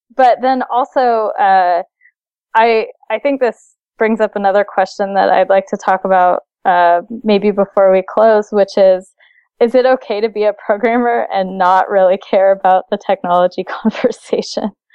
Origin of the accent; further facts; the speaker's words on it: Seattle, Washington, United States; I'm from Seattle